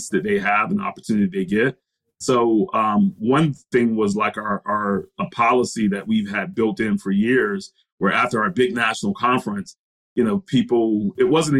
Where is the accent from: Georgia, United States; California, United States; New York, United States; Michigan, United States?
Georgia, United States; Brunswick; I grew up in Brunswick, Georgia.